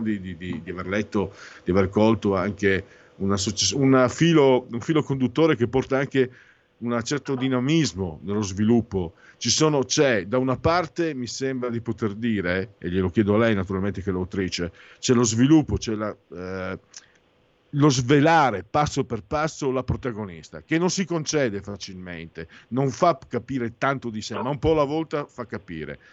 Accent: Italy; io vengo dal Friul Veneto

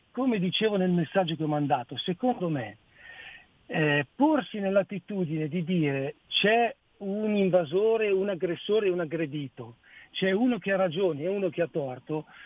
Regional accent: Peschiera Borromeo, Lombardy, Italy; Adesso in questo momento sono a Mantova per lavoro, ma io sono di Peschiera Borromeo.

